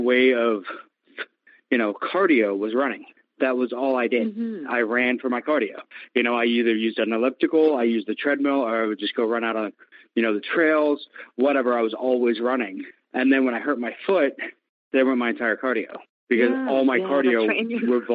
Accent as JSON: {"language": "English", "town": "Maple Valley", "region": "Washington", "country": "United States", "tie": "born or raised there", "said": "I'm from Maple Valley"}